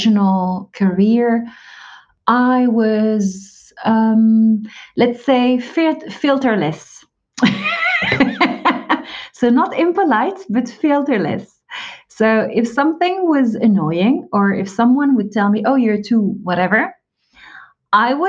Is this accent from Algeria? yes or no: yes; Algeria; now in France; I'm an immigrant, but not in the US. I'm based in France. I was born in Algeria